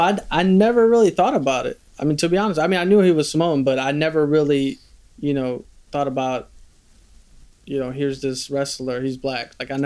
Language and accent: English; Bosnia & Herzegovina; born there; I was born in Bosnia.